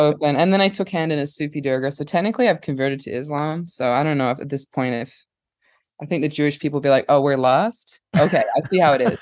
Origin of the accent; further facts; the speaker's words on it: Perth, Western Australia, Australia; accent: partially Australian; moved away; I was born in Perth, Australia, which is a weird town.